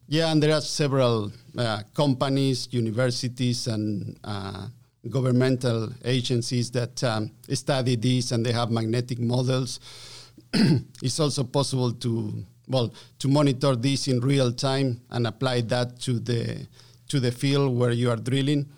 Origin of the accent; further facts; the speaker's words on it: Argentina; English is a second language; moved away as an adult; also born or lived in Calgary, Canada; I'm from Argentina, yes. Um, so I learned my English, uh, via Calgary